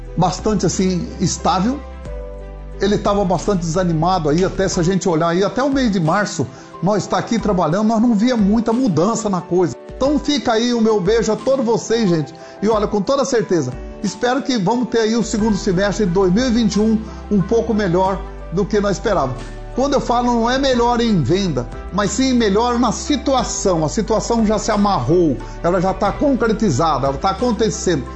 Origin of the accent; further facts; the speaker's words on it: Paraná, Brazil; sou aqui do Paraná